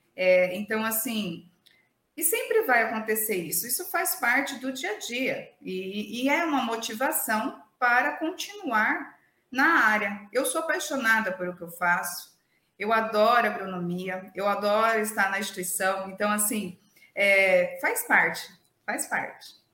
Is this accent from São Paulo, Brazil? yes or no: yes; interior of São Paulo state, Brazil; moved away as an adult; now in Sorriso, Brazil; eu sou de São Paulo, do interior de São Paulo, né, não da capital, e sempre vivi no interior